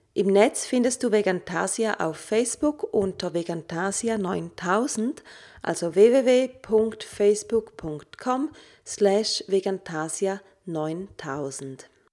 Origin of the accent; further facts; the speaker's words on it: St. Gallen, Switzerland; moved away; St. Gallen auch meine alte Heimatstadt ist